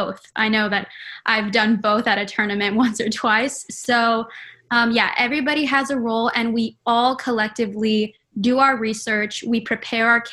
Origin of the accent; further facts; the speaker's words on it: Edinburg, Texas, United States; moved away as an adult; now in Waco, United States; I'm from Edinburgh, Texas.